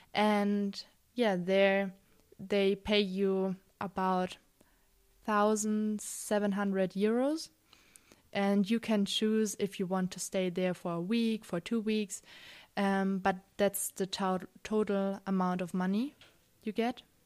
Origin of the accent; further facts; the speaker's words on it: Germany; I'm not from Austria, I'm from Germany